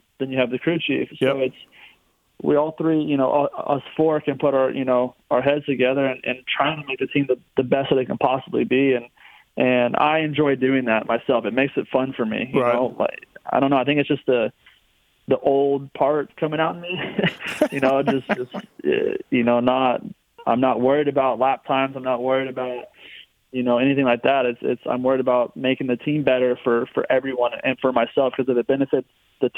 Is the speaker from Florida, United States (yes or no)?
yes; Florida, United States; growing up in Florida, racing Gainesville, the Dade Cities